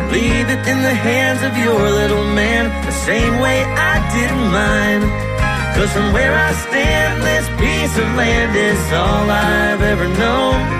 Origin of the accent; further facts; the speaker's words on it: Texas, United States; I was born and raised in Texas. in a little hill country home. Grew up on the Guadalupe River, just north of San Antone. Way out in the middle of nowhere, down an old red gravel road.